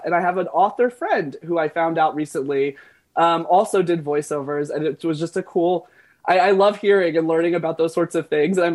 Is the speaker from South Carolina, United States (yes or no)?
yes; Florence, South Carolina, United States; moved away; I was born in Florence